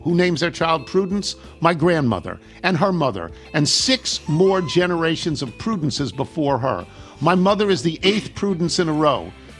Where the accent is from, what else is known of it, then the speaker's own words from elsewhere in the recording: Frankfort, Kentucky, United States; Growing up in Frankfort, Kentucky, home to about 25,000, one of the smaller capital cities in the United States.